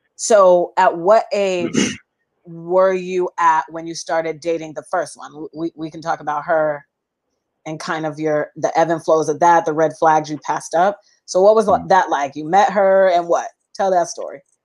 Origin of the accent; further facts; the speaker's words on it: Seattle, Washington, United States; moved away as an adult; I'm from Seattle